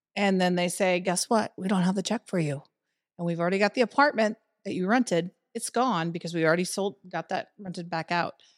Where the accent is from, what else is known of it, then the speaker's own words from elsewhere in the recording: Winfield, Iowa, United States; moved away as an adult; also born or lived in Cedar Rapids, Iowa; now in Des Moines, United States; I moved from Cedar Rapids or from Winfield, small town Iowa, Winfield, into Cedar Rapids